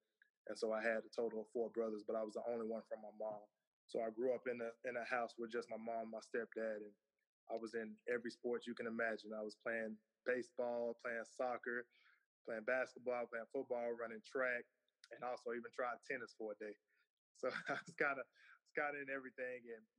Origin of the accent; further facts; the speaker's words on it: Mesquite, Texas, United States; moved away as an adult; now in Lake Charles, United States; I'm from Mesquite, Texas, born and raised, single mom initially. My stepdaddy came in at the age of 6 as he adopted me when they got married. Growing up, only child.